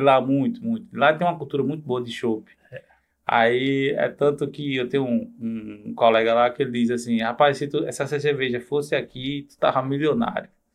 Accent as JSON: {"language": "Portuguese", "town": "Bananeiras", "region": "Paraíba", "country": "Brazil", "tie": "born or raised there", "also_born_or_lived": "João Pessoa / Brasília / Rio de Janeiro", "moved": "as an adult", "said": "Eu passei minha infância em bananeiras"}